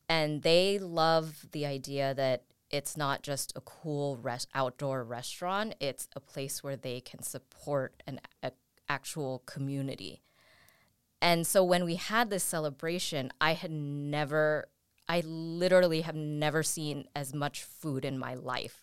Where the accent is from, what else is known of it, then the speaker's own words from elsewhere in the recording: San Francisco, California, United States; I grew up, I was born and raised in San Francisco